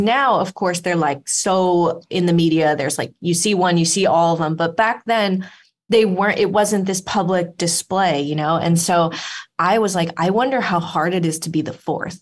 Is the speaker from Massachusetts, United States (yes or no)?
no; Los Angeles, California, United States; I grew up in Los Angeles